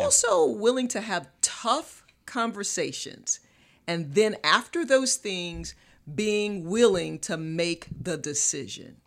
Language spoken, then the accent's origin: English; Morehead City, North Carolina, United States; moved away as an adult; also born or lived in Little Rock, Arkansas; now in Charlotte, United States; I'm from Morehead City, North Carolina, Carolina girl, East Coast girl